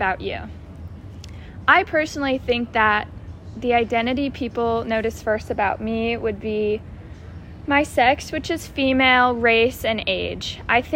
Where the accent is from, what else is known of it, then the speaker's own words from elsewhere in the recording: Phoenix, Arizona, United States; moved away as an adult; now in San Diego, United States; I am from Phoenix, Arizona, but living on campus here at USD